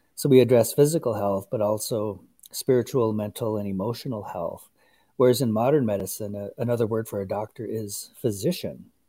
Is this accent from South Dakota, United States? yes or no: yes; Kyle, South Dakota, United States; moved away; I'm originally from Kyle, South Dakota, on the Pine Ridge Reservation